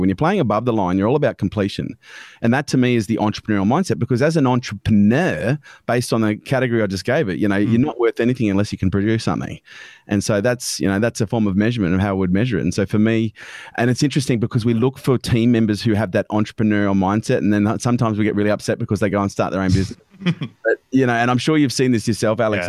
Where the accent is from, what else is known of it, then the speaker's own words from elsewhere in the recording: Canberra, Australian Capital Territory, Australia; I was born in Canberra, um, was brought up by a single mum on a pension